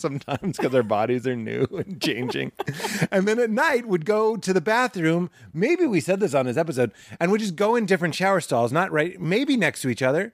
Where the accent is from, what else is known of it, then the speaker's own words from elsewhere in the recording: Lexington, Massachusetts, United States; I'm from Lexington, Massachusetts